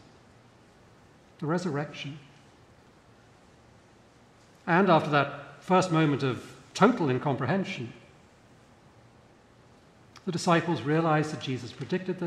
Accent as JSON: {"language": "English", "country": "United Kingdom", "tie": "born or raised there", "moved": "yes", "said": "I'm British by birth"}